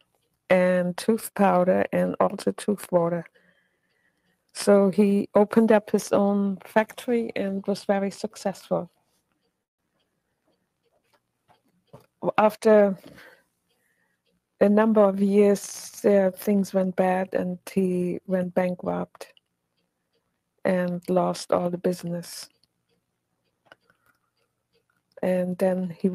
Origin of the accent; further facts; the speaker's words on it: Hamburg, Germany; English is a second language; moved away; I was born in Hamburg, Germany in 1925